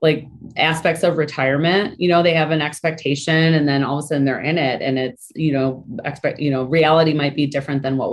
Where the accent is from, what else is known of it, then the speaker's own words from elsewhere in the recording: Michigan, United States; moved away as an adult; I was born and raised in Michigan